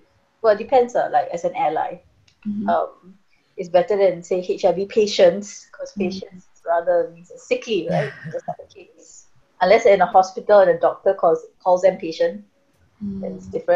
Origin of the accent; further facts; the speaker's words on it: Singapore; I'm Singaporean, so it's local, so it's Singapore